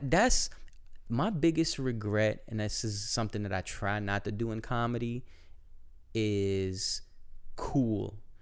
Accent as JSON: {"language": "English", "region": "Florida", "country": "United States", "moved": "yes"}